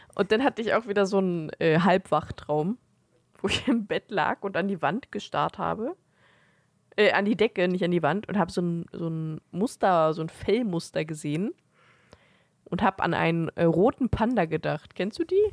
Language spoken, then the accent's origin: German; Germany; wir sind halt Deutsche